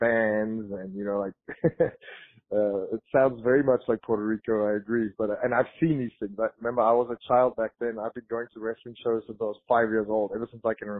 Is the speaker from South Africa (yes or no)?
yes; South Africa; moved away as an adult; also born or lived in Florida; I grew up in South Africa